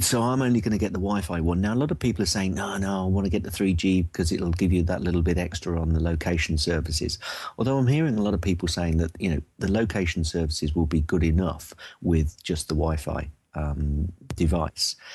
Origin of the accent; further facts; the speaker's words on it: United Kingdom; I'm from jolly old U K